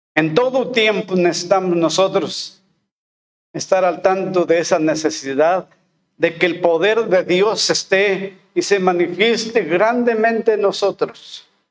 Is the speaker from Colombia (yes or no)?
no; Molango, Hidalgo, Mexico; moved away as an adult; also born or lived in Oaxaca; now in Álamo, Mexico; al regresar a mi pueblo, que es este Molango en el estado de Hidalgo